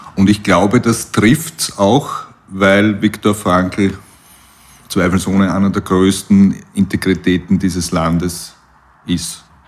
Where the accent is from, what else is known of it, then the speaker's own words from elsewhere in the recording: Puchberg am Schneeberg, Lower Austria, Austria; Ich komme aus Buchberg am Schneeberg und bin erblich vorbelastet aus der Familie mit, mit Alpinisten aus der Region